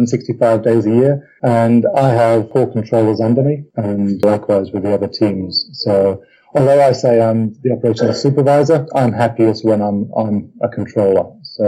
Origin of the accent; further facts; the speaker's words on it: South Africa; also born or lived in England; I suppose my formative years were actually spent in South Africa, originally English. My family went out to South Africa in my early teens, turned to the UK